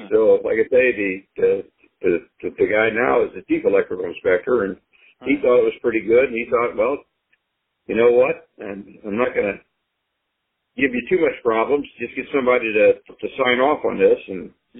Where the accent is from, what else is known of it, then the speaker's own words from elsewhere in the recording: St. Louis, Missouri, United States; also born or lived in Belleville, Illinois / Jefferson Barracks, Missouri; I was down there until about the age of two, and then we moved up just the southwest runway of the current airport in St. Louis. Really? I lived there until I went into service in 1964.